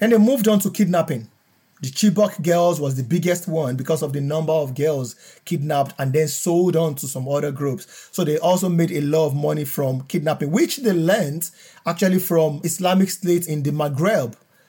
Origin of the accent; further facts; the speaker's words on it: Southwest Nigeria, Nigeria; I am originally from Southwest Nigeria. When I finished my university, I was posted to Northern Nigeria in Kaduna State.